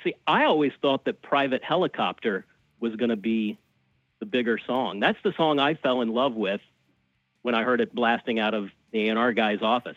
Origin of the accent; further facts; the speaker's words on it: Birmingham, Alabama, United States; moved away as an adult; also born or lived in Tampa, Florida / New York City; I grew up in Birmingham, Alabama, and went to school at the University of Alabama